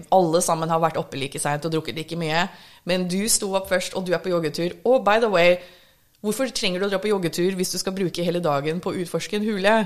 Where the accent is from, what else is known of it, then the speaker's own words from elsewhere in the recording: Minnesota, United States; first language English; Norwegian is a second language; now in Norway; Jeg har vokst opp i Minnesota